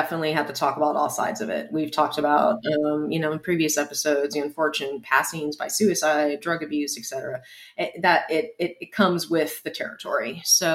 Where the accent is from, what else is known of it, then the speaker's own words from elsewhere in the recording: San Antonio, Texas, United States; my hometown